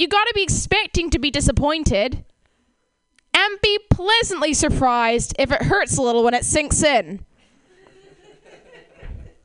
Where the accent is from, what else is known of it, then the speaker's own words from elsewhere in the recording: Canada; moved away; I come from Canada